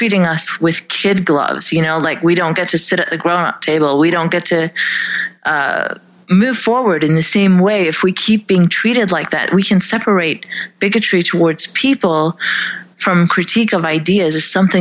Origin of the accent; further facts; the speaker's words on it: Saudi Arabia; also born or lived in Pakistan; now in Canada; I grew up in Saudi